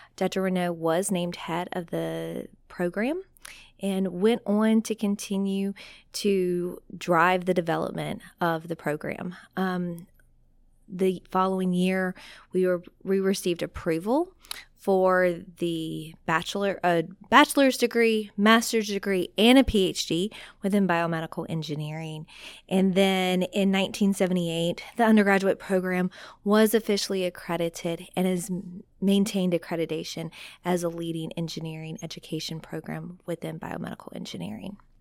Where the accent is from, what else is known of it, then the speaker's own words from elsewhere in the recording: South Louisiana, United States; I am from South Louisiana